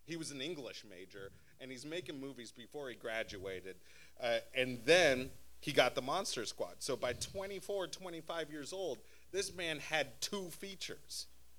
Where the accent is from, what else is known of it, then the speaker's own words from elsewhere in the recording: Anchorage, Alaska, United States; I grew up in Anchorage, Alaska. The winters are really cold and the days are super short and there's not much to do.